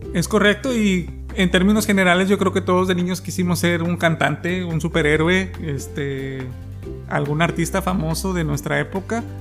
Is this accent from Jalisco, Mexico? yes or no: yes; Guadalajara, Jalisco, Mexico; tengo 9 años, soy de Guadalajara